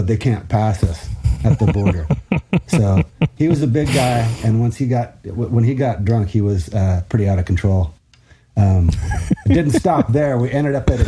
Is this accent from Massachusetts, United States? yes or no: no; Washington, United States; growing up in Washington, of course, there was a Rainier